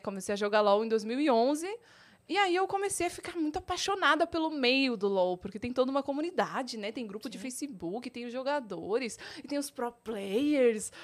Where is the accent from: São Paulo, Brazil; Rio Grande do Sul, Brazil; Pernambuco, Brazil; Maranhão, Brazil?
Rio Grande do Sul, Brazil; Osório; now in Campinas, Brazil; eu vim da zona rural de Osório, que é uma cidadezinha lá no Grande do Sul